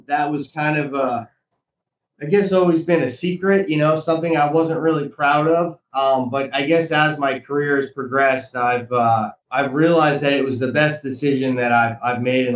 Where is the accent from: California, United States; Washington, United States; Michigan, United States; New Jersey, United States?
New Jersey, United States; Monmouth County; now in Sarasota, United States; I grew up in Monmouth County, New Jersey, a town that was about a 45-minute train ride away from New York City